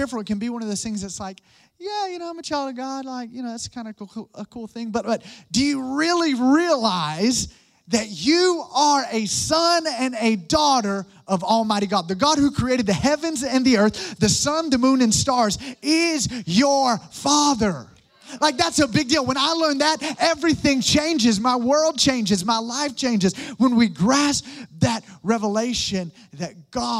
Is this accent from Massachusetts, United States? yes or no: no; Alabama, United States; I'm from Alabama